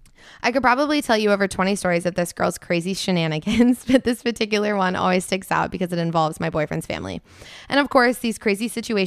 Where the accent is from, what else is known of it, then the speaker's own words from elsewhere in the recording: New Jersey, United States; I'm from New Jersey. LOL.